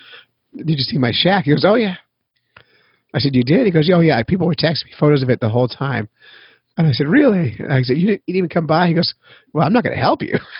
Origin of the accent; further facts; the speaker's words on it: Petaluma, California, United States; also born or lived in San Francisco; I was born in California